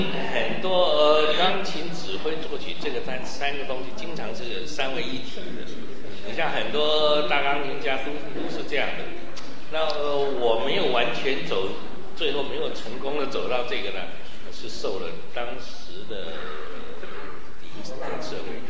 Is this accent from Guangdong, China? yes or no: no; Shanghai, China; 那么其实我小时候在上海的时候也听过很多，呃，那个粤曲，我也很喜欢粤曲